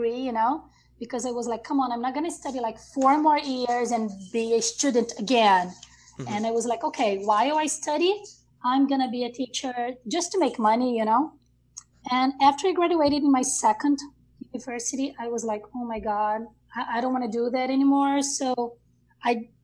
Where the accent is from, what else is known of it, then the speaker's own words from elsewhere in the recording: Rio de Janeiro, Brazil; English is a second language; moved away as an adult; now in São Paulo, Brazil; I was born in a small city in Rio State, like it's like 2 hours from Rio.